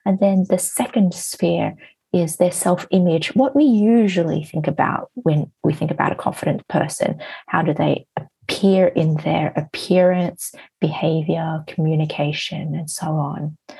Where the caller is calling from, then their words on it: Hong Kong; I am from Hong Kong at the moment.